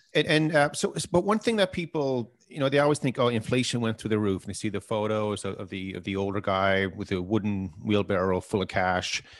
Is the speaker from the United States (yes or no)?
no; Canada; we're Canadian